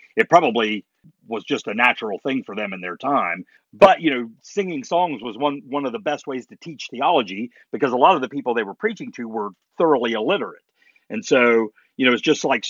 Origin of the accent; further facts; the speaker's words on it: Appalachia, United States; we're Appalachian people